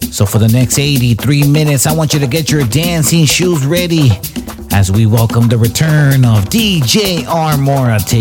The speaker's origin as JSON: {"language": "English", "town": "Los Angeles", "region": "California", "country": "United States", "tie": "born or raised there", "said": "my hometown of Los Angeles, California"}